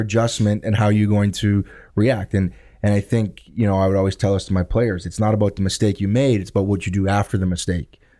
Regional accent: Thunder Bay, Ontario, Canada; now in Southern Ontario, Canada; I grew up in Thunder Bay

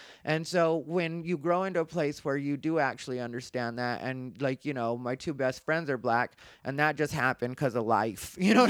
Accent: United States; but like, that's what we used to identify as, but I'm Mexican American.

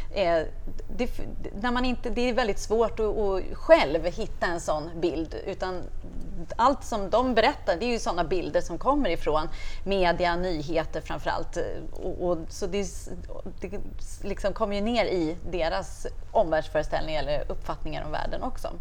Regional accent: Stockholm, Stockholm County, Sweden; moved away as an adult; now in Uppsala, Sweden; Jag kommer ifrån Stockholm, flyttade till Uppsala i början på 90-talet och har bott där

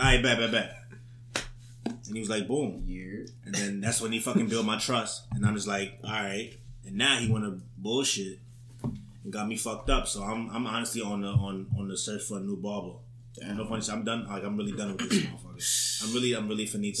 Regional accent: New York City, New York, United States; I was born and raised in Harlem

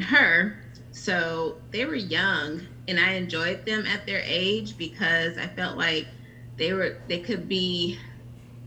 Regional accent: Riverside, California, United States; moved away as an adult; now in Atlanta, United States; I'm from Riverside, California. So that's Southern California

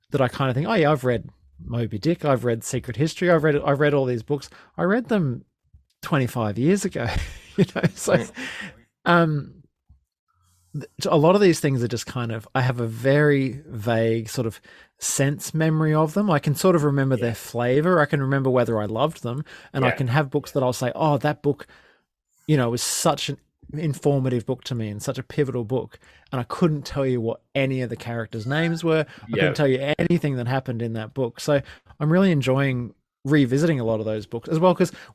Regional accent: Sunshine Coast, Queensland, Australia; so I'm from the Sunshine Coast in Queensland

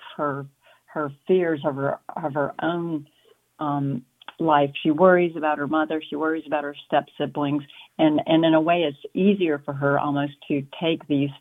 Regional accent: South Carolina, United States; moved away; I grew up in South Carolina

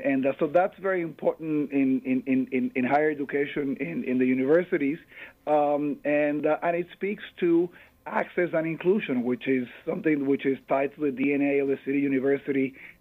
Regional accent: Puerto Rico; moved away as an adult; now in New York, United States; I am born and raised in Puerto Rico. I came to the U.S. to pursue my educational dreams.

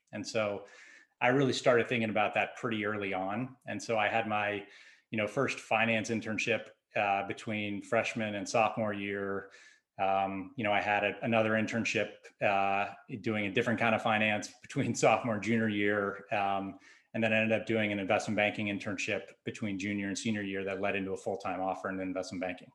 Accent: Southern California, United States; I grew up in Southern California.

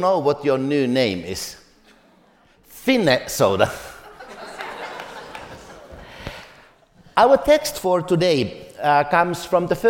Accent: Finland; I come from Finland.

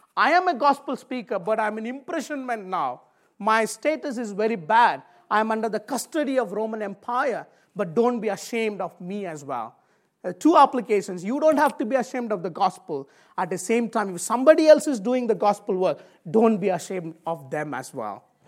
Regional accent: India; moved away; I come from Indian background.

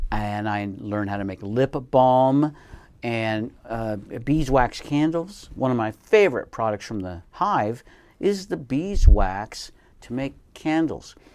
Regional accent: Colorado, United States; moved away; I grew up in Colorado in a small town

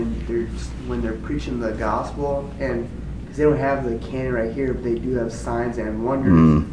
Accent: Minnesota, United States; moved away; I'm from Minnesota

